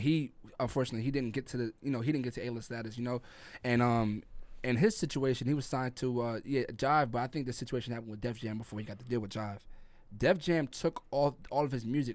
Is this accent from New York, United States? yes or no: yes; New York City, New York, United States; moved away; also born or lived in Jamaica; I'm from Brooklyn, New York, Crown Heights